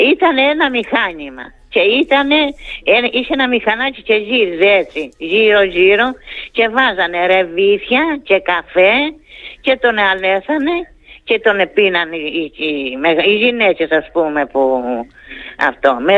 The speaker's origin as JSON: {"language": "Greek", "town": "Kastelli", "region": "Crete", "country": "Greece", "moved": "yes", "said": "αυτό έφυγα από την Κρήτη και δεν θέλω να ξαναγυρίσω."}